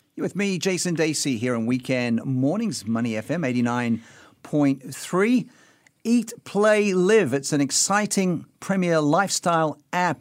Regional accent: Sydney, New South Wales, Australia; I'm from Sydney as well.

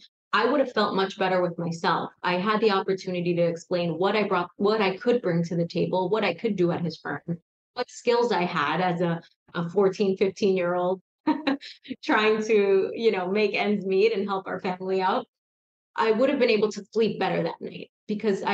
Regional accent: New York City, New York, United States; I grew up in Queens, New York, and it was a rough neighborhood at the time

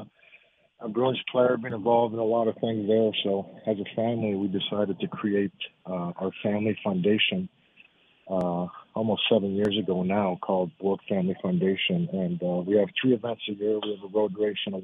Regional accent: Montreal, Quebec, Canada; moved away; my wife's French and we're from Montreal

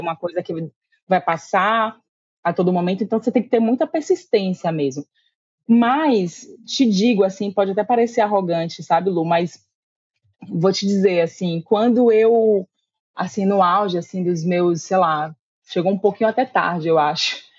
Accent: Salvador, Bahia, Brazil; eu sou daqui de Salvador

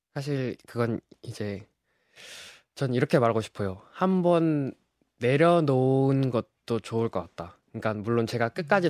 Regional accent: Jeju, South Korea; moved away as an adult; now in Seoul, South Korea; 저는 서울대학교 역사학부에 재학 중인 어, 제주에서 온

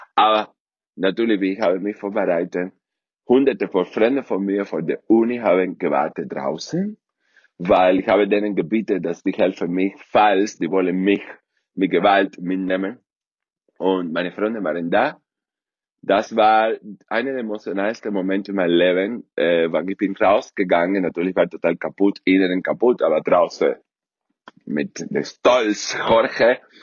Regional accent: Cuba; German is a second language; moved away as an adult; in einem der besten Internat auf Kuba

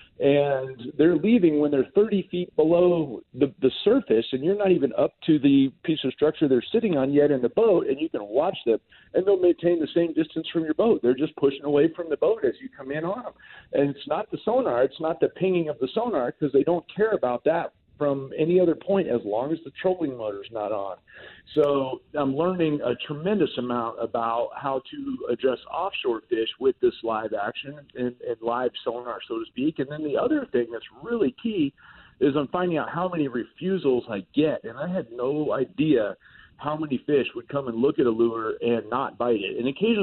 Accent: South Florida, United States; I grew up in South Florida

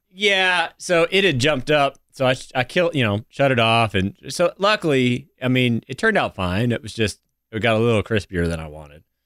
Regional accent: the South, United States; as a Southerner

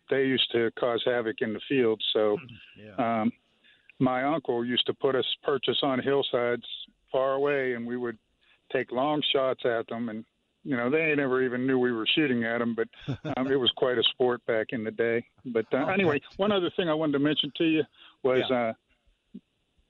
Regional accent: Western Pennsylvania, United States; moved away as an adult; now in New Orleans, United States; I grew up in Western Pennsylvania, and I went to school at Penn State

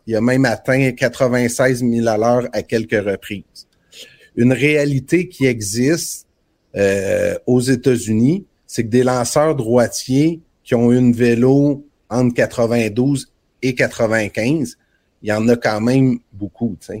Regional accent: Trois-Pistoles, Quebec, Canada; l'école secondaire de Trois-Pistoles, où j'ai grandi

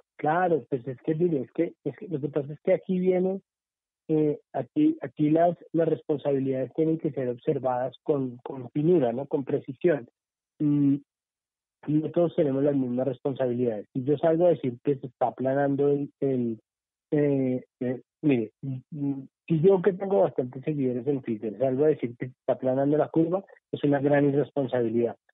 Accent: Colombia

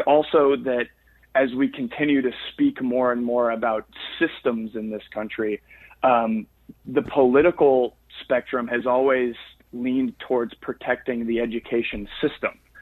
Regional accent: Florida, United States; I grew up in Florida

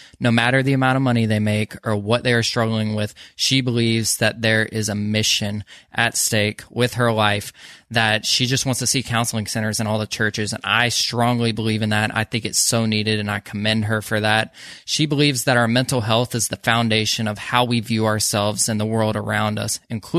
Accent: Georgia, United States; we're both from Georgia

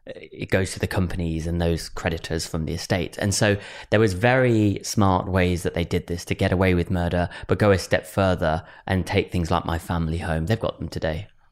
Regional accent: Wolverhampton, West Midlands, United Kingdom; my family home where I was born in Wolverhampton

